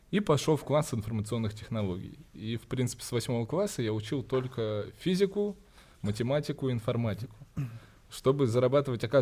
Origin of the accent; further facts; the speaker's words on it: Cyprus; born there; я вообще родился не в России. Я родился на Кипре, когда мои родители жили там.